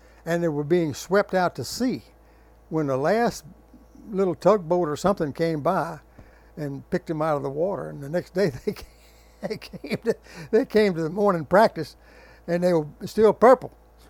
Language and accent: English; Albany, Louisiana, United States; also born or lived in Biloxi / Gulfport; Well, you see, I was born in Albany, and I went through the second grade over there. And then we moved to Biloxi in Gulfport, and then we came back to Baton Rouge to Albany for just a little while.